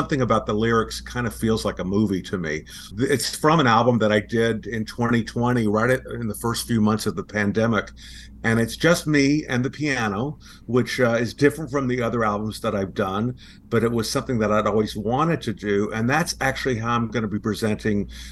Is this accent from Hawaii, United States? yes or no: no; Sugar Land, Texas, United States; moved away; my hometown of Sugar Land, Texas